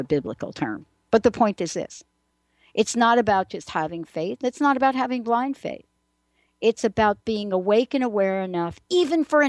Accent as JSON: {"language": "English", "town": "New York City", "region": "New York", "country": "United States", "also_born_or_lived": "New Jersey / Seattle", "moved": "yes", "said": "I'm a girl from the Bronx"}